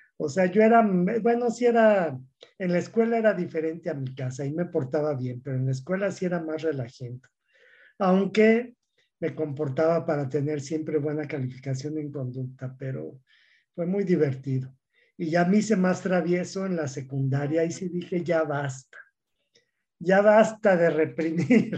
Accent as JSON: {"language": "Spanish", "region": "Mexico City", "country": "Mexico", "tie": "born or raised there", "moved": "yes", "lives_now": "Durango, Mexico", "said": "yo soy de la Ciudad de México y soy de una familia grande, somos 10 hermanos"}